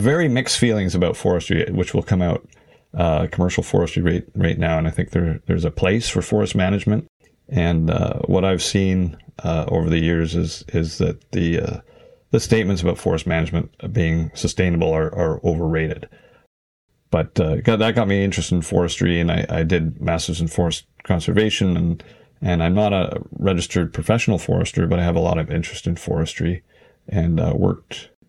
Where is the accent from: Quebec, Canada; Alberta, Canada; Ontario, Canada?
Ontario, Canada; Ottawa Valley; I grew up in the Ottawa Valley at a small tourist resort, hunting, fishing, that kind of thing. A lot of canoeing.